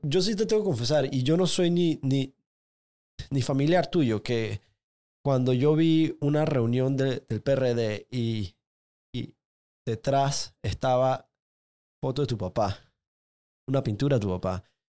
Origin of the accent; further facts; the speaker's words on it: Panama; como, como panameño